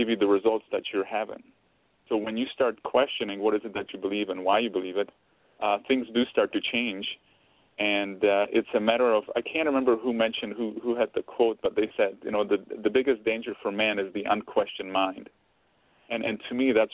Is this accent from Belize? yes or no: no; Czechia; now in Canada; I grew up around the food, because I'm originally from Czech Republic and we ate different food there